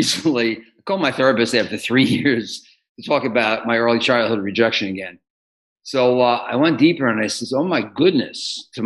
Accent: New York City, New York, United States; moved away as an adult; also born or lived in Los Angeles; now in Austin, United States; I grew up in New York City. I lived all my life until 1997 in New York City, 16 years in LA, and then the last 8.5 years here in Austin

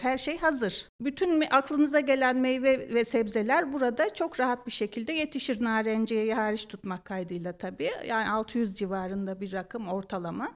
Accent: Tokat, Turkey

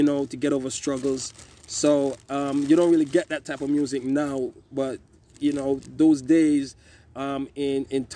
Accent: Kingston, Jamaica; moved away as an adult; also born or lived in The Bronx, New York; now in Waterbury, United States; I grew up in Kingston

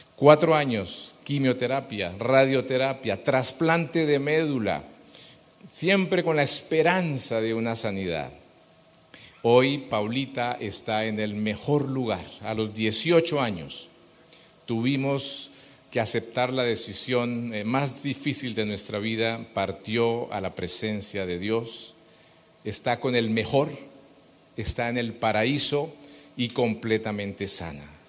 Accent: Bogotá, Colombia; somos colombianos, bogotanos

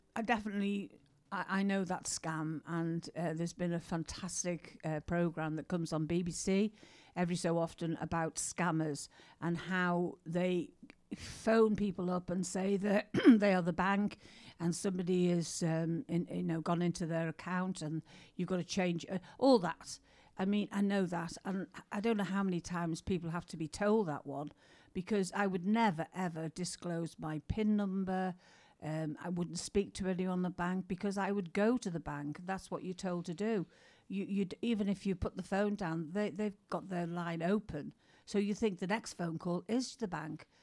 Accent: England, United Kingdom; we're English

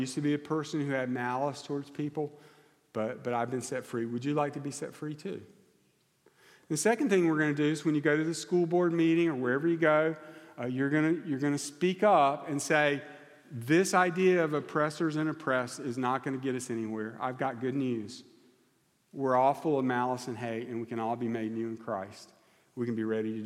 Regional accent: United States; I'm American

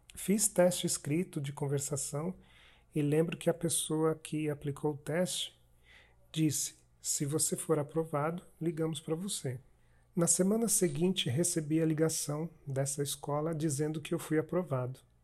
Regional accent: Sergipe, Brazil; eu sou sergipano

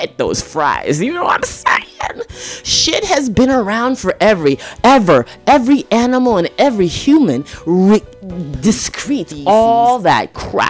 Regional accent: Toronto, Ontario, Canada; also born or lived in Jamaica; I grew up in Toronto, Canada. I was born to a Jamaican mother

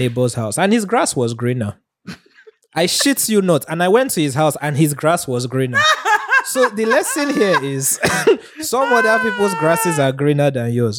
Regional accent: Nigeria; being a Nigerian

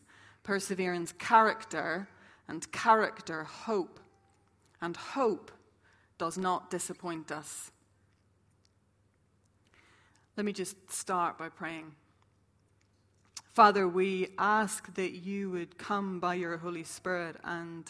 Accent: Ireland; moved away; also born or lived in St Andrews, Scotland; I'm from Ireland

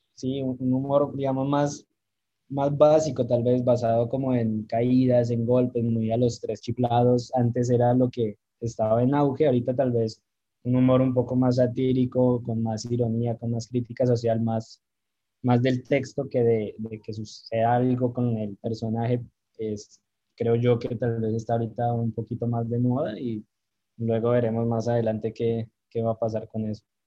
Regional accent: Pasto, Nariño, Colombia; que a uno le pidan chistes siendo pastuso

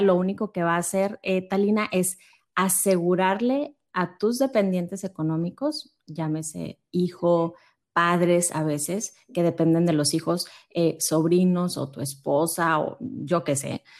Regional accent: Monterrey, Nuevo León, Mexico; yo soy de acá de Monterrey

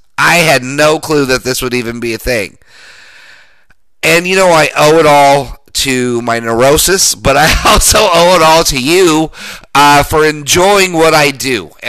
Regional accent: Colorado, United States; he knows I'm from Colorado

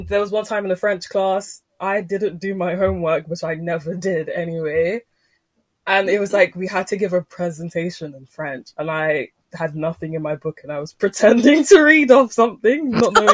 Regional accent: Nigeria; I'm Nigerian

